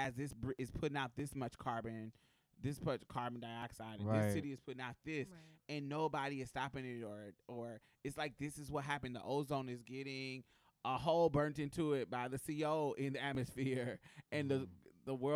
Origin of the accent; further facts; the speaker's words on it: Houston, Texas, United States; I'm from Houston. I'm from the Galleria area in Houston